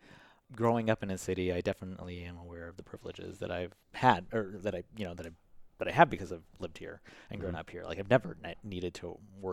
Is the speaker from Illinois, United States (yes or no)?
yes; Chicago, Illinois, United States; And then growing up on the West Side, which is where Logan Square was predominantly Hispanic. So, I mean, my neighbors were Hispanic.